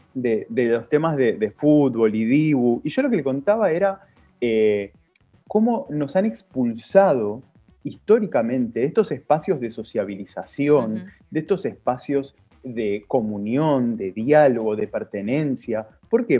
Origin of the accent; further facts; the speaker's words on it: San Martín, Buenos Aires Province, Argentina; yo soy de Villa de San Martín